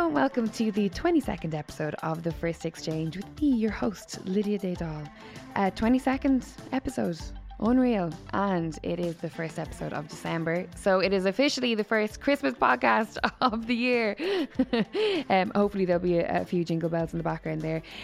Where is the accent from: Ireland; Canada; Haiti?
Ireland; Waterford, Munster; I grew up in Waterford